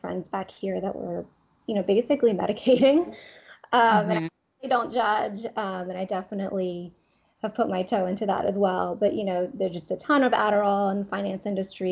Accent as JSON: {"language": "English", "country": "Thailand", "tie": "born or raised there", "also_born_or_lived": "Boston, United States", "moved": "as an adult", "lives_now": "New York, United States", "said": "I was actually born and raised in Thailand. I'm from Thailand, and I came here to the States for college."}